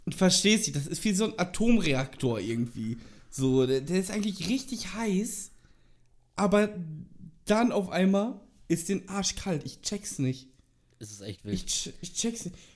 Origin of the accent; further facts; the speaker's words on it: Dortmund, North Rhine-Westphalia, Germany; Also das sage ich als Dortmunder.